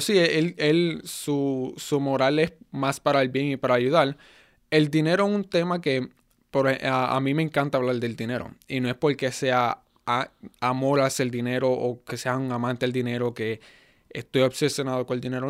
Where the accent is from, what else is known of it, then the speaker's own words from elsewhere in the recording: United States; first language Spanish; also born or lived in Puerto Rico; fui criado en Estados Unidos